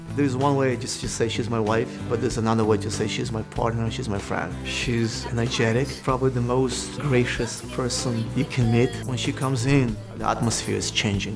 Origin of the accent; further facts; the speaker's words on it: Belarus; English is a second language; moved away; I was born in Belarus, between Poland and Russia